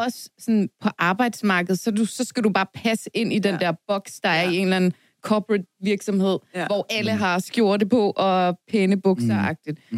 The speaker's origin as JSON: {"language": "Danish", "town": "Ballerup", "region": "Capital Region of Denmark", "country": "Denmark", "tie": "born or raised there", "said": "jeg voksede op i Ballerup"}